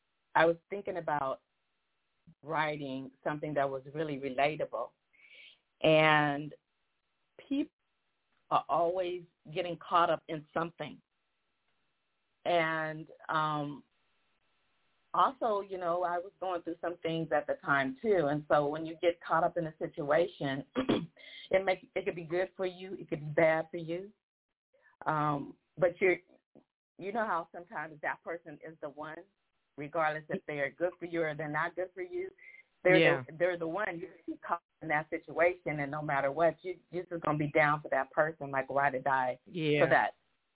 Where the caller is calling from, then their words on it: Newport Beach, California, United States; I live in Newport Beach, California. So I'm a Cali girl.